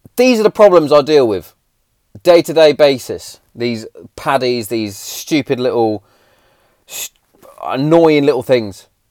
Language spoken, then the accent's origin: English; England, United Kingdom; us as English Englishmen